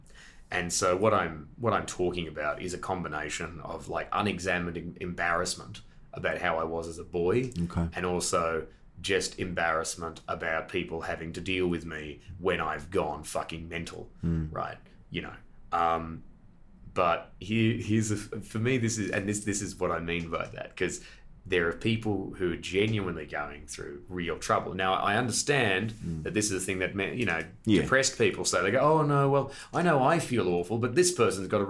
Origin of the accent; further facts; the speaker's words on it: Australia; I was a visitor from Australia